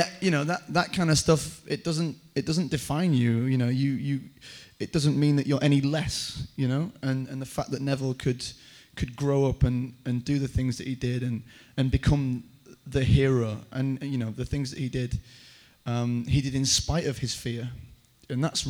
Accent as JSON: {"language": "English", "region": "Yorkshire and the Humber", "country": "United Kingdom", "said": "I am from Yorkshire"}